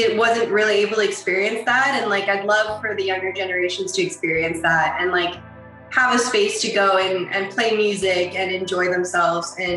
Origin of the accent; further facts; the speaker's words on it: Toronto, Ontario, Canada; I grew up in Scarborough, right at the borderline of Pickering